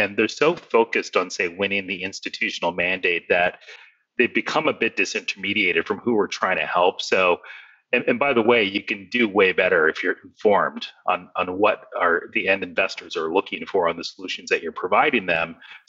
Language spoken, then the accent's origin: English; Minnesota, United States; moved away as an adult; also born or lived in Boston; I actually grew up in the Midwest in Minnesota. And just getting a little bit personal here, I'm of Indian descent